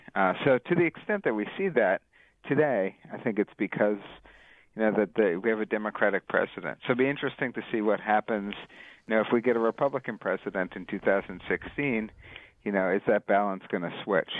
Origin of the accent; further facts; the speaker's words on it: New York City, New York, United States; I grew up in New York City in the 1970s and 80s